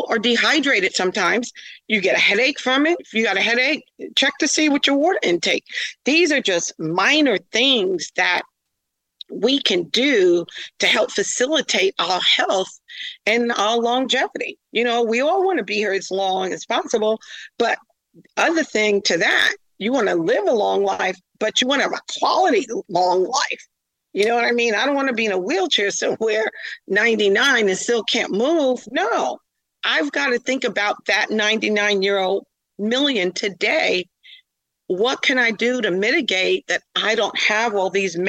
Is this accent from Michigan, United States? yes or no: no; New York, United States; moved away; I'm a former New Yorker.